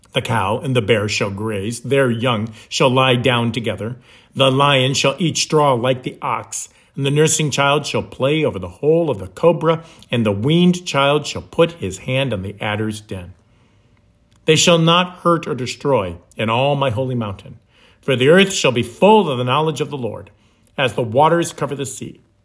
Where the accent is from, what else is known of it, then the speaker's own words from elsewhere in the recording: the North, United States; moved away as an adult; now in Florida, United States; Growing up in the North